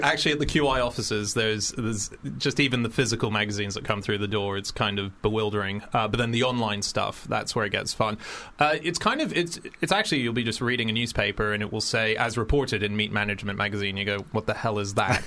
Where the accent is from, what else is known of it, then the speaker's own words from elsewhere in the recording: Australia; I'm an Aussie